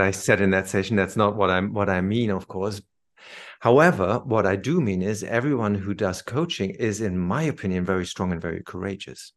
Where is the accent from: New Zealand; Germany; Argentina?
Germany; moved away as an adult; also born or lived in London; I came back to Germany